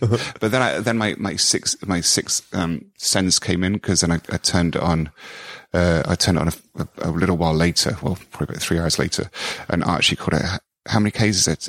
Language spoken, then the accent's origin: English; United Kingdom; I was being very British